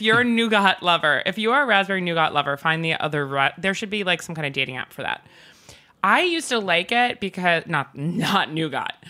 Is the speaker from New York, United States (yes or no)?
yes; North Shore of Long Island, New York, United States; growing up in the North Shore of Long Island